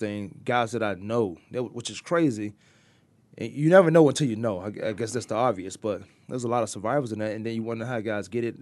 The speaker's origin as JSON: {"language": "English", "region": "Virginia", "country": "United States", "moved": "yes", "said": "I'm from Virginia. I still talk like I'm from Virginia."}